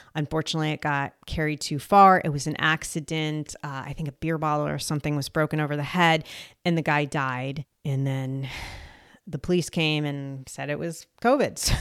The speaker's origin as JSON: {"language": "English", "region": "New Jersey", "country": "United States", "also_born_or_lived": "Colombia", "said": "I am from New Jersey"}